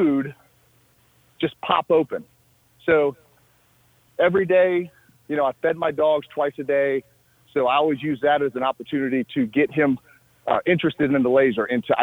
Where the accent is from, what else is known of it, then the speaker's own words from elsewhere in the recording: Northwest Ohio, United States; I grew up in Northwest Ohio